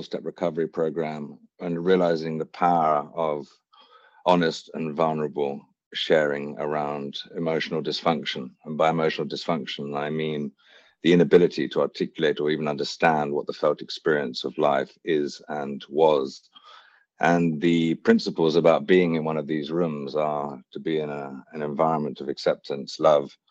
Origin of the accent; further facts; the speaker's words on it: Hampshire, South East England, United Kingdom; also born or lived in Wiltshire; I was born in Wiltshire, raised in Hampshire, and I went to boarding school here in the UK